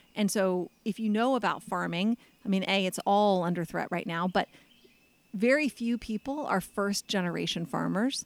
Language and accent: English; United States